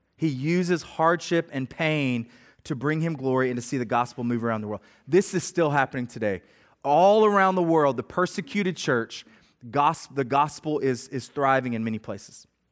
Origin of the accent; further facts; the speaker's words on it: Middle Tennessee, United States; I grew up in Middle Tennessee